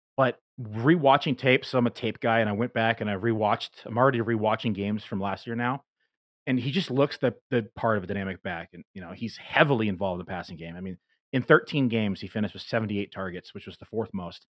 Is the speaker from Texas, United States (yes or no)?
no; Northern California, United States; now in Bend, United States; I grew up in Northern California